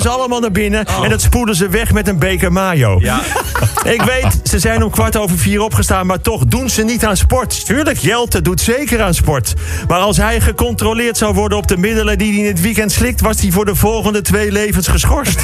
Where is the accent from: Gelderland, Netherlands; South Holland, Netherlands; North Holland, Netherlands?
North Holland, Netherlands; Amsterdam; kom ik uit Amsterdam.